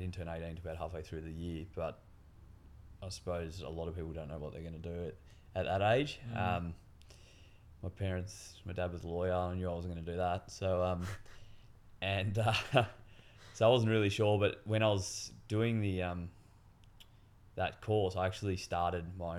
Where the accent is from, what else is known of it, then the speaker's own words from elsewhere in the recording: Melbourne, Victoria, Australia; I grew up in Melbourne, I was going to a good school called St. Kevin's College, which is in Toorak